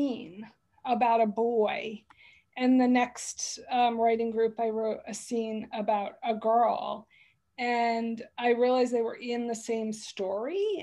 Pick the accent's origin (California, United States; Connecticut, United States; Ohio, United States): Connecticut, United States; I grew up in Connecticut, so I'd been in and out of the city all my life